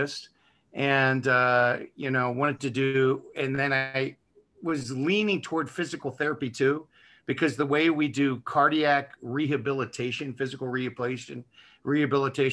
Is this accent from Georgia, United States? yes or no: no; Baltimore, Maryland, United States; I am from Baltimore, an area of Baltimore called Dundalk that you don't want to drive through in the dark at any time, even if you're from there.